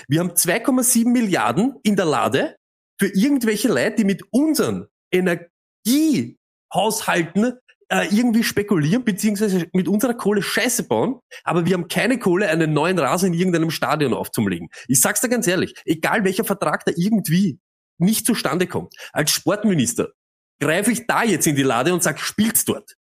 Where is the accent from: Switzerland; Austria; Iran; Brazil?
Austria; als Österreicher